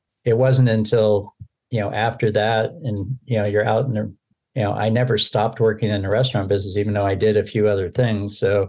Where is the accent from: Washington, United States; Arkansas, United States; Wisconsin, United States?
Washington, United States; Seattle; So I live out on the Oregon coast. I'm actually from Seattle, but I've lived all over the country on both East and West Coast.